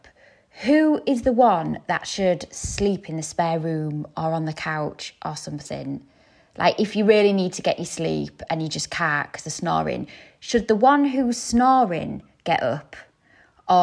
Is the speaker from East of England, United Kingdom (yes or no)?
no; the North East, North East England, United Kingdom; we're all from the North East